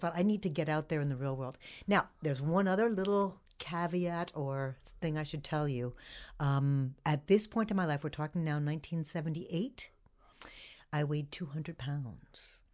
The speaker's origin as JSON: {"language": "English", "area": "the Hamptons", "region": "New York", "country": "United States", "tie": "born or raised there", "also_born_or_lived": "Fredonia, New York", "said": "I grew up in the Hamptons"}